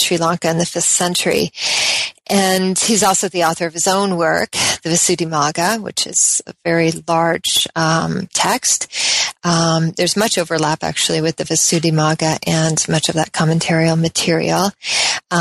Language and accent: English; Colorado, United States; also born or lived in Oregon; I'm from the West. Generally, I was born in Colorado